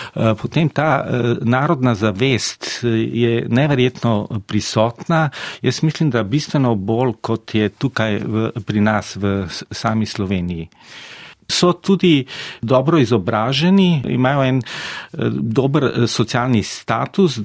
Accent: Slovenia

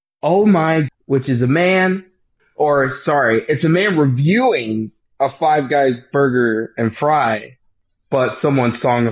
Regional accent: Pennsylvania, United States; Does it help that we're from Pennsylvania?

